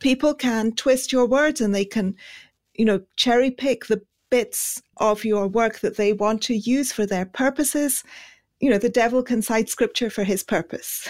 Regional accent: Pakistan; moved away; also born or lived in India; I grew up in Pakistan.

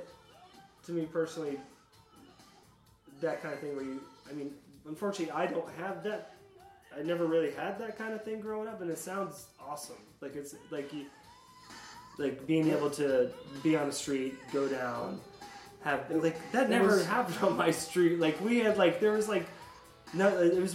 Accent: Sarasota, Florida, United States; also born or lived in Appalachia / New Hampshire; now in Gainesville, United States; I grew up that way in Sarasota

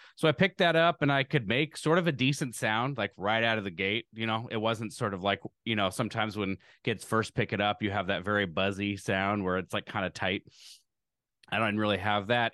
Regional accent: Lincoln, Nebraska, United States; I grew up in Lincoln, Nebraska

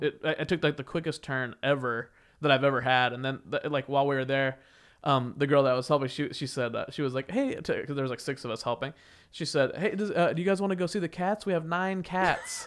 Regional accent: Wichita, Kansas, United States; moved away; when I was growing up in, in my hometown, Wichita, Kansas

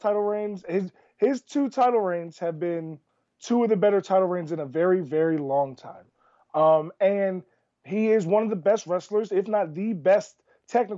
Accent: United States; growing up in America as a poor minority

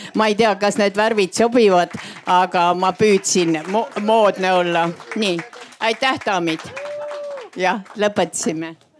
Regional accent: Paide, Järva County, Estonia; ma olen põline paidekas

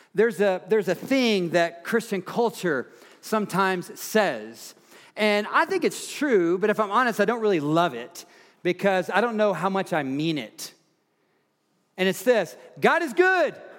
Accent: Tennessee, United States; now in Fort Collins, United States; Tennessee, my home state

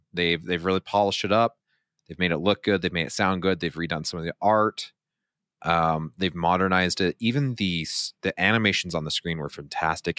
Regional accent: Utah, United States; we're from Utah

